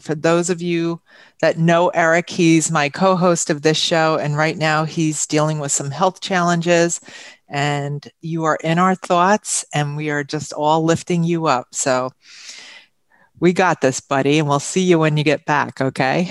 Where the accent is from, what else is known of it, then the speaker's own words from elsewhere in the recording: Huntington, New York, United States; moved away as an adult; now in Glen Cove, United States; I was born and raised in Huntington, but I've been here now about 32 years.